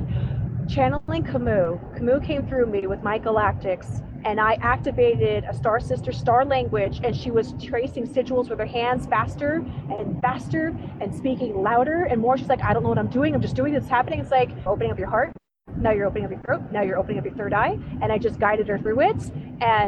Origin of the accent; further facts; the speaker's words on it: Clearwater, Florida, United States; also born or lived in Pasco County, Florida / Pinellas County, Florida / New Port Richey, Florida; I was born and raised in Clearwater, Florida, which is amazing